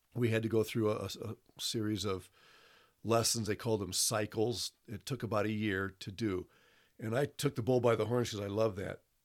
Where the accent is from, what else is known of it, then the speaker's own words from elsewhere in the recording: Toledo, Ohio, United States; moved away as an adult; also born or lived in Brazil; I was born in Toledo, Ohio